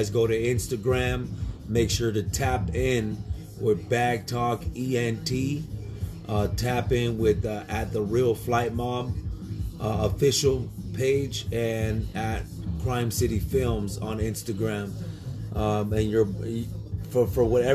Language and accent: English; Orange, California, United States; me and my brother, we're from Old Town Orange, from the core of the city of Orange